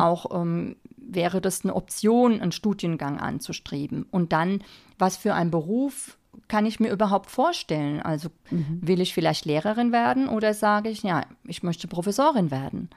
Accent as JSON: {"language": "German", "region": "Bavaria", "country": "Germany", "said": "ich komme aus Bayern"}